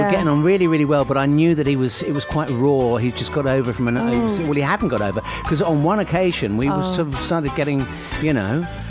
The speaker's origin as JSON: {"language": "English", "country": "Australia", "said": "I love how you refer to Conchita as Australian, given that I'm actually Aussie and we'd take her in a heartbeat."}